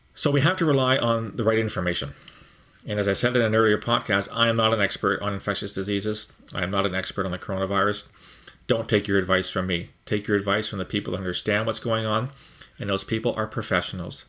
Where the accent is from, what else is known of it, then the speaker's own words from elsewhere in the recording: Canada; as a Canadian